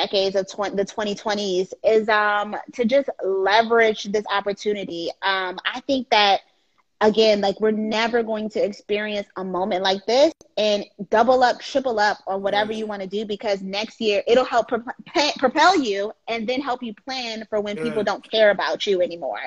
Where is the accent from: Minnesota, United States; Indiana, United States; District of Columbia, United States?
District of Columbia, United States; Washington; being born and raised in Washington, D.C. creates a different type of love for your Blackness